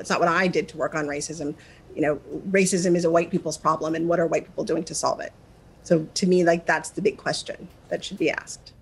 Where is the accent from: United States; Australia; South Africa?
United States; Midwest; moved away; I'm from the Midwest.